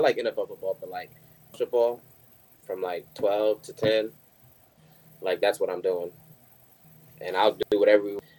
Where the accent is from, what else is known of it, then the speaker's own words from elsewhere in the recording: Missouri, United States; because I'm not from Indiana originally. I'm from Missouri.